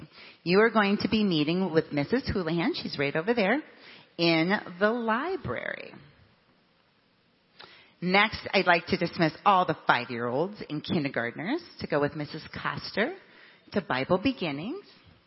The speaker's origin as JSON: {"language": "English", "region": "Nebraska", "country": "United States", "tie": "born or raised there", "moved": "yes", "lives_now": "Michigan, United States", "said": "I grew up in Nebraska"}